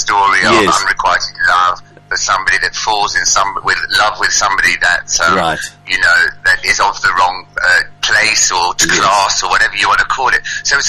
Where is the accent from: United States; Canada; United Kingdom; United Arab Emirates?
United Kingdom; London; now in Johannesburg, South Africa; I grew up in London. I live now in Joburg.